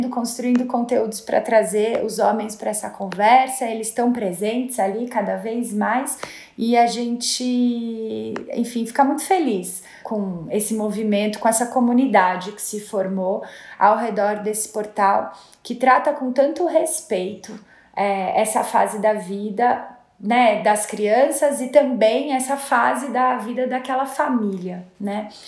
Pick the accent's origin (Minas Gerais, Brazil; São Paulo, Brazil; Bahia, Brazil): São Paulo, Brazil; Eu nasci e cresci aqui em São Paulo. É, eu morava num apartamento a cinco quadras da Avenida Paulista, então é, eu tive uma infância muito urbana, né?